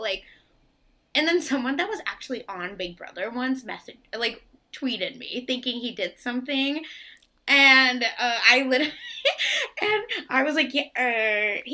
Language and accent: English; India; I'm from India